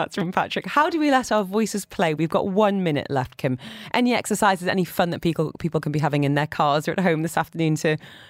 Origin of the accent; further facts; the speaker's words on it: Dubai, United Arab Emirates; I speak rubbish French and English all right. But growing up in Dubai, I look at my kids and think, gosh, your friends are amazing.